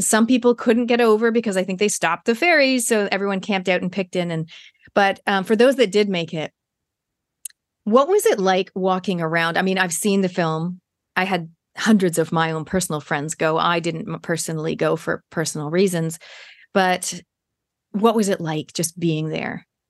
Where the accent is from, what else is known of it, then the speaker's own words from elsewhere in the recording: Toronto, Ontario, Canada; now in New Zealand; Canada, where I'm originally from. I'm from Toronto